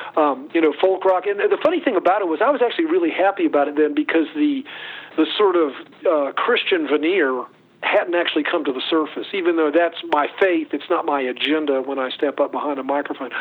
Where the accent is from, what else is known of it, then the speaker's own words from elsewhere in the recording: Chapel Hill, North Carolina, United States; I grew up in Chapel Hill, North Carolina